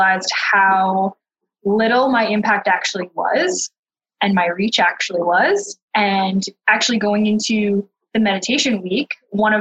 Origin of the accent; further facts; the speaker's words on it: Thunder Bay, Ontario, Canada; moved away as an adult; Born and raised in Thunder Bay, tiny